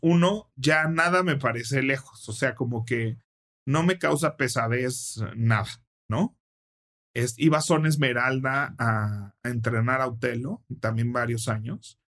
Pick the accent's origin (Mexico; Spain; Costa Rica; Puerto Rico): Mexico; Mexico City; yo nací y crecí en la Cove Tacubaya